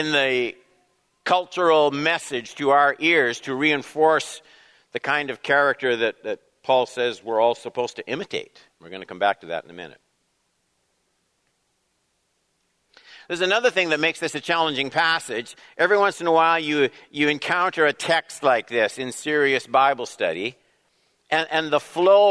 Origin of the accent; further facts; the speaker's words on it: Canada; as Canadian citizens, blessed with freedom, prosperity, independence